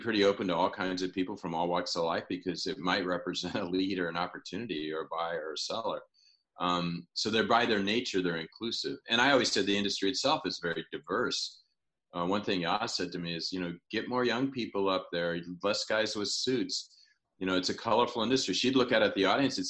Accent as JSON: {"language": "English", "region": "Illinois", "country": "United States", "said": "I'm from Illinois"}